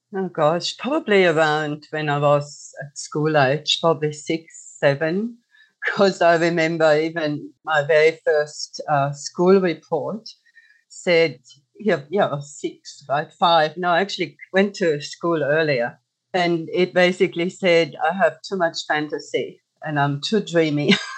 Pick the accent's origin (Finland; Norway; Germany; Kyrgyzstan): Germany; moved away as an adult; now in Australia; I grew up in Germany as a single child